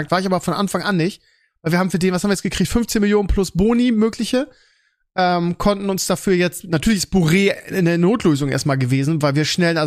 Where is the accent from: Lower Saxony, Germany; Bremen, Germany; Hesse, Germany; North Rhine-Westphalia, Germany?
Bremen, Germany; ich meine, als Bremer ist natürlich bitter